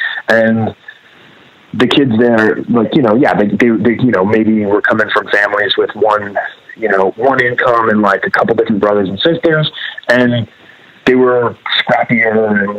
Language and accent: English; Grimsby, Ontario, Canada; But yeah, no, there weren't a group of punks when I grew up in Grimsby.